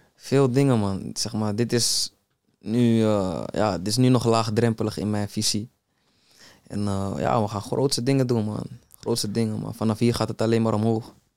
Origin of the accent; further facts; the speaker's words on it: Amsterdam, North Holland, Netherlands; ik ben opgegroeid in de Belmer